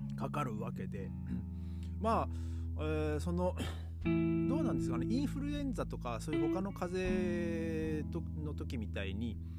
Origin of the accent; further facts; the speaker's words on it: Japan; now in Germany; 唯一の日本人なんで